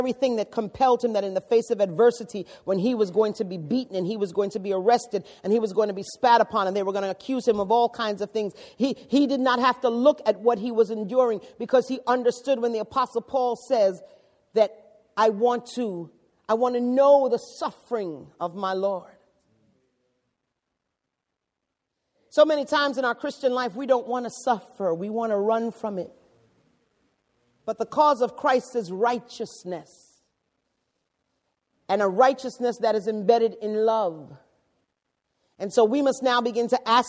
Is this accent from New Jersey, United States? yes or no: no; New York City, New York, United States; I come from the Bronx